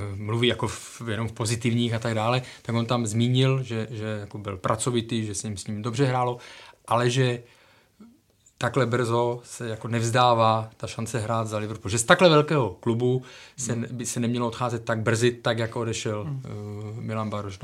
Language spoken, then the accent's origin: Czech; Ostrava, Moravian-Silesian Region, Czechia; já jsem z Ostravy